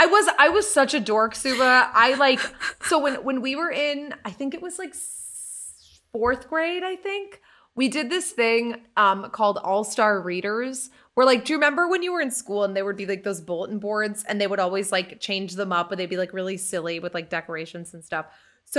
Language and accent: English; Lynn, Massachusetts, United States; also born or lived in Salisbury; So when I was young, I was like 10, and we moved from Lynn, Mass, up to Salisbury, Mass, which is the most northern part of the state.